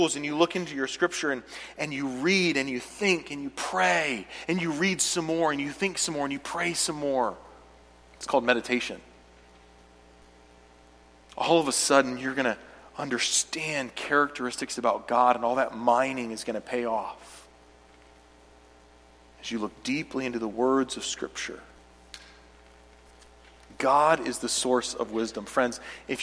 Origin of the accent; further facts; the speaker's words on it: United States; I'm an American